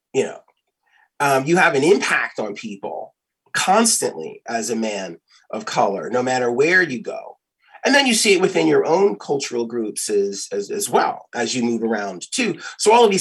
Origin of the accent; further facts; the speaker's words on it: Philadelphia, Pennsylvania, United States; moved away; also born or lived in Chicago / Los Angeles / Atlanta; I grew up in Philly